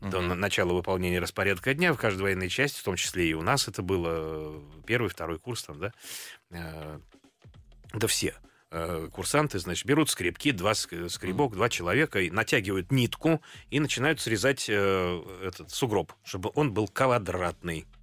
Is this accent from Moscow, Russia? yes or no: yes; Moscow, Russia; как бы все едут в Москву учиться, а я из Москвы.